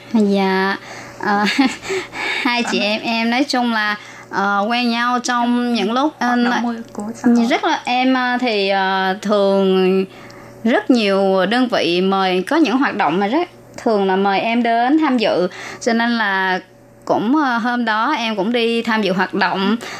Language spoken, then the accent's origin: Vietnamese; Ba Ria-Vung Tau, Vietnam; moved away as an adult; also born or lived in Bến Tre; now in Taoyuan, Taiwan; em ở Việt Nam, quê ở Bà Rịa Vũng Tàu và em qua Đài Loan được 19 năm.